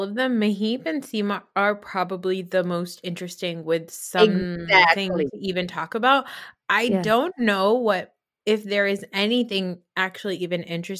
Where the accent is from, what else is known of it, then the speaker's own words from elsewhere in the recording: New Jersey, United States; And I was like, don't show me a mall. I'm from New Jersey. I don't need to see more malls.